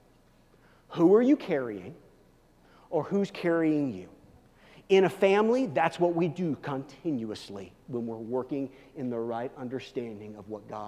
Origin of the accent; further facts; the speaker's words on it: Kansas City, United States; now in Denver, United States; I'm from Kansas City